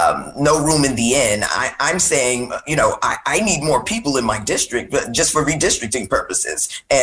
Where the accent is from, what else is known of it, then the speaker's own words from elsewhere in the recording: Brooklyn, New York, United States; I'm from Brooklyn, New York. We have a diaspora that can absorb a significant number of these migrants.